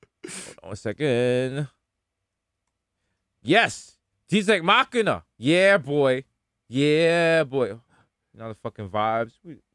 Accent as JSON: {"language": "English", "town": "Brixton", "region": "London", "country": "United Kingdom", "said": "I'm from Brixton, bro. I'm from Brixton, mate."}